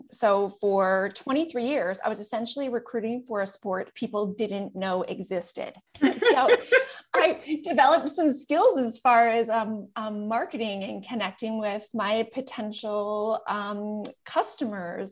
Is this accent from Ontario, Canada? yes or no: no; Manitoba, Canada; I grew up in central Canada, Manitoba, super small town